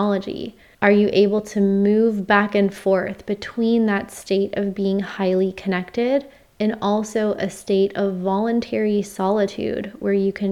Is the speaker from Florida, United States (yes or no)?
yes; Florida, United States; moved away; my home state of Florida